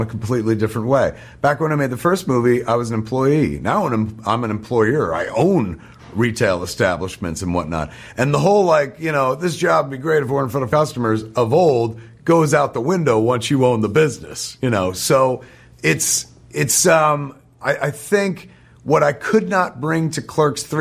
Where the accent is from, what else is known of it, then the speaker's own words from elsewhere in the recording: New Jersey, United States; the folks in New Jersey forged me